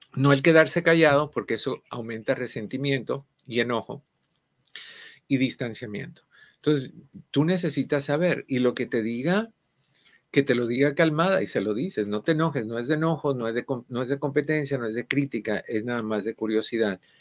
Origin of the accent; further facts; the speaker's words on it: Cuba; en el caso de nosotros, cubano